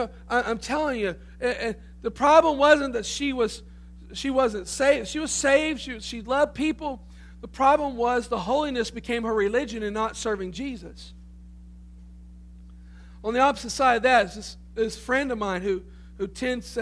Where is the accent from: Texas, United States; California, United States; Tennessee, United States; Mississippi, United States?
Tennessee, United States; growing up in the Pentecostal church, Assembly God Church in Tennessee